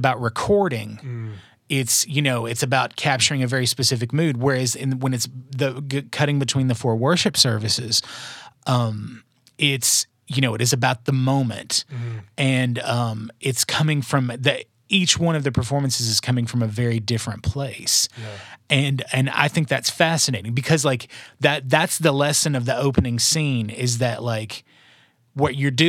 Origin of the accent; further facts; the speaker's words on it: Mount Juliet, Tennessee, United States; also born or lived in New York; I grew up in Mount Juliet from when I was 5 years old till well, I mean, until I went away to college